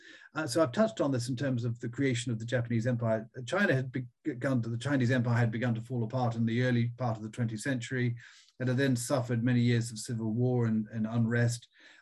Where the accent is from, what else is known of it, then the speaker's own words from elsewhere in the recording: New Zealand; also born or lived in Australia; I mean, I was brought up in New Zealand and Australia, and I went to boarding school in Australia.